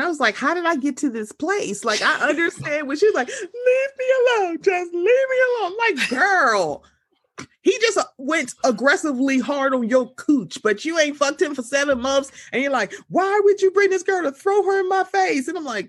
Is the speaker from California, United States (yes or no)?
no; Maryland, United States; Oh, I'm from Maryland, so I'm under the Mason-Dixon line, so I'm Southern too.